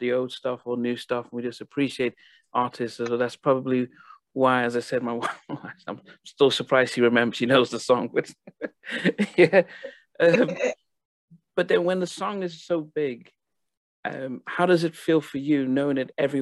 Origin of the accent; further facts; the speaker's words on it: Nigeria; also born or lived in United States; now in United Kingdom; that song traveled over to Nigeria, and I was still in high school, and you know, we didn't get American DJs and stuff, so for it to come on our radio